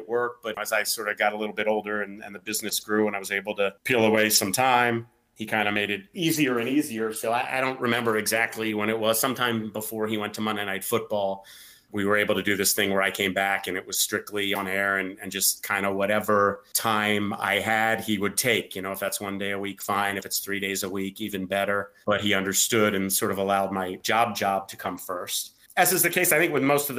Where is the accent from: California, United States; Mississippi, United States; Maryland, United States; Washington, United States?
Maryland, United States; Montgomery County; also born or lived in Madison, New Jersey; I grew up in Montgomery County, Maryland, which is suburban D.C. I've lived here my entire life with the exception of the 4 years I went to college